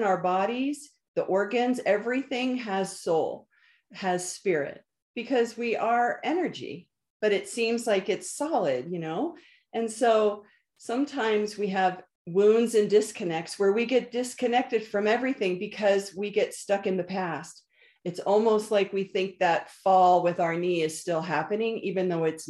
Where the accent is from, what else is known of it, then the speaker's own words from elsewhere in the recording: Northern Virginia, United States; moved away; I was from Northern Virginia, the East Coast